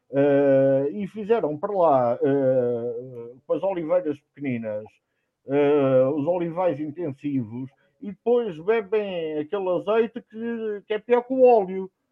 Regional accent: Nossa Senhora da Graça de Póvoa e Meadas, Alentejo, Portugal; minha terra, Nossa Senhora da Graça de Povimiedas

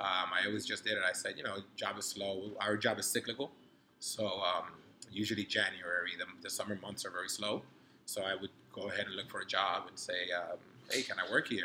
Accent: New York City, New York, United States; also born or lived in Dominican Republic; I grew up in New York City in the '90s.

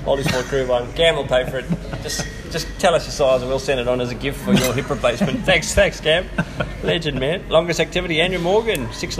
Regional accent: South Africa; now in Cairns, Australia; I'm South African

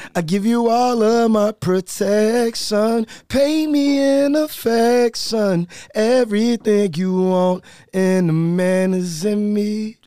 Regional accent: Chicago, Illinois, United States; I'm from Chicago

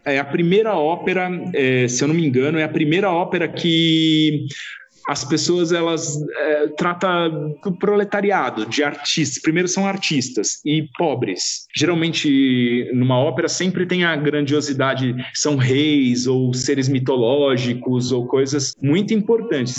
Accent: Brazil; eu sou brasileiro também

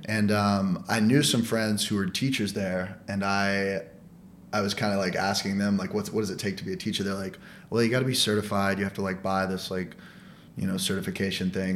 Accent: United States; moved away as an adult; now in New York, United States; I applied for the Olive Garden in my hometown, like in Abilene, which is like it was oh. like the oh. neighboring town of my hometown

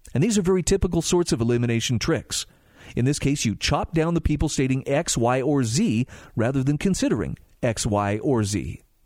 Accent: Utah, United States; my home state of Utah

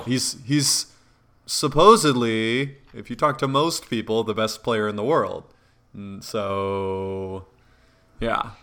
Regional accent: an hour from Madison, Wisconsin, United States; the closest one was Madison to my hometown

